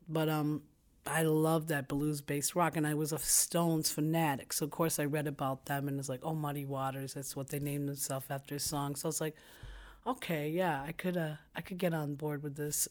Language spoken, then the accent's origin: English; New York City, New York, United States; I was born in Brooklyn, New York